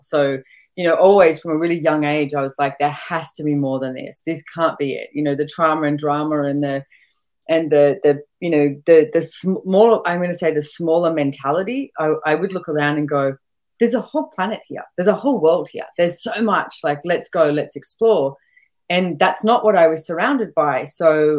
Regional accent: Sydney, New South Wales, Australia; moved away as an adult; I was born and bred in Sydney

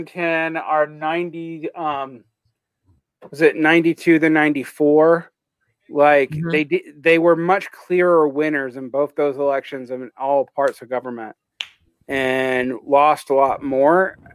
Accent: Georgia, United States; I'm from Georgia

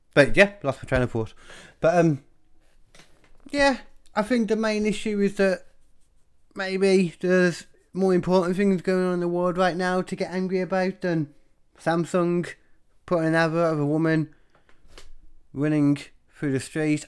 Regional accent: Birmingham, West Midlands, United Kingdom; I grew up in Birmingham

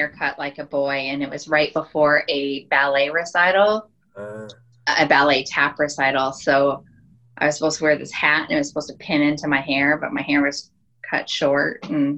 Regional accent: Cheyenne, Wyoming, United States; moved away as an adult; also born or lived in Alexandria, Virginia; now in Connecticut, United States; I was born in Alexandria, Virginia, but I was raised in Cheyenne, Wyoming

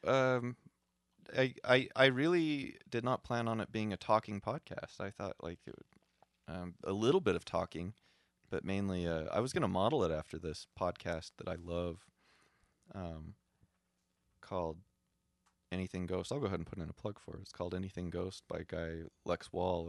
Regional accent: Utah, United States; I'm a hick from Utah

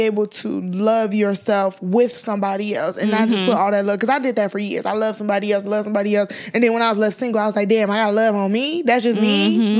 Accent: Nigeria; we're Nigerian.

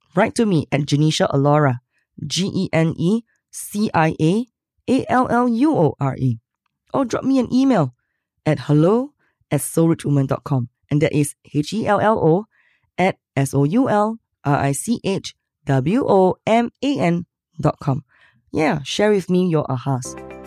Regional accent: Singapore; I'm from Singapore

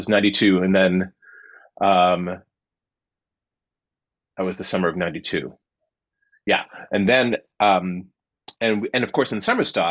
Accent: Worcester, Massachusetts, United States; moved away; I came home because I'm from Worcester, Massachusetts originally.

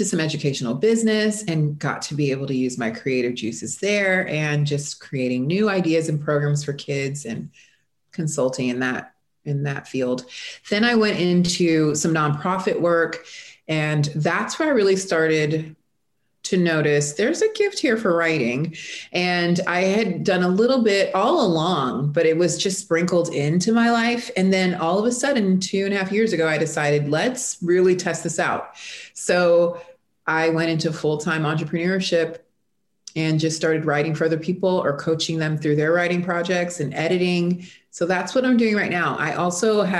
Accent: South Florida, United States; moved away as an adult; now in Texas, United States; I am originally from South Florida. I have been in Texas for 4 years

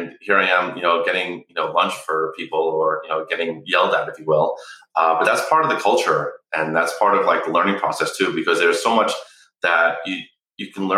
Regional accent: New York, United States; moved away as an adult; also born or lived in New England / Malibu, California; I grew up in the Northeast in New York.

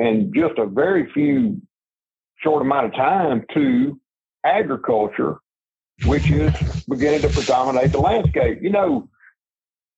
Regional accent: Mississippi Delta, United States; I grew up in the Mississippi Delta as a little boy

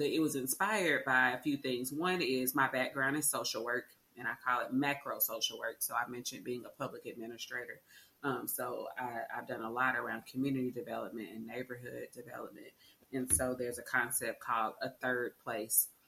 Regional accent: Arlington, Texas, United States; I was born and raised in Arlington

